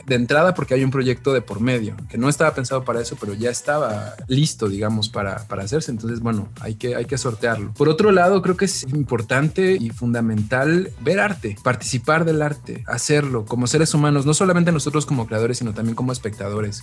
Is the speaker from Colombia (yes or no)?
no; Mexico; como buenos mexicanos que somos